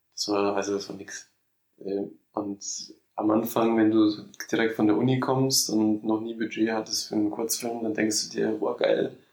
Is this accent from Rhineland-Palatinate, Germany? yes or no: yes; Mainz, Rhineland-Palatinate, Germany; moved away as an adult; also born or lived in Moscow, Russia / Bingen, Germany / London, United Kingdom; Da bin ich in die dritte Klasse gegangen und dann ähm, sind wir halt nach Mainz umgezogen